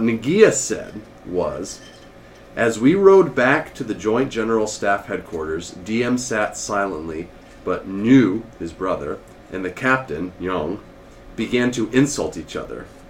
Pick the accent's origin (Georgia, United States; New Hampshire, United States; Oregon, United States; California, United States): New Hampshire, United States; New Hampshire, or the state we're in now, or home, my home state at least